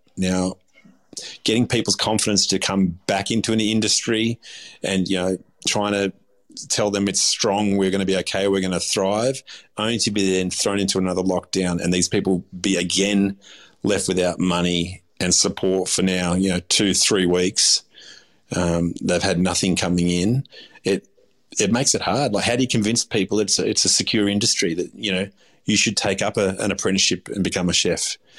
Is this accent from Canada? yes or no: no; Australia; I consider myself Aussie. I'm half Turkish. I was born here. I was raised here. I'm an Aussie.